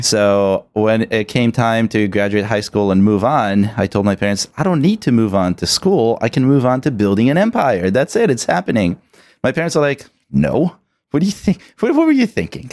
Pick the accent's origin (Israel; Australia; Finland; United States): Israel; moved away; I'm originally from Israel, born